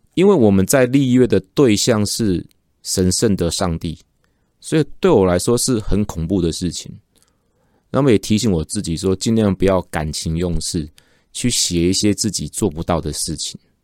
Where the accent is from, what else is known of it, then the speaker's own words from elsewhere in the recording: Taiwan; 指的就是我们台湾人。